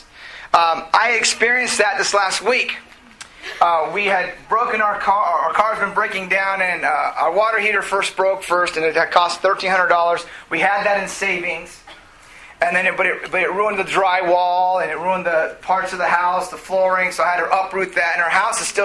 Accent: South Gate, California, United States; I grew up in Southgate, so I went back to the what's up to my hometown

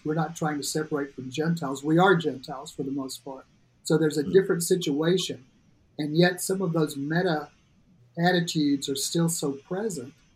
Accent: North Alabama, United States; moved away as an adult; also born or lived in Nashville, Tennessee; growing up in my hometown in North Alabama

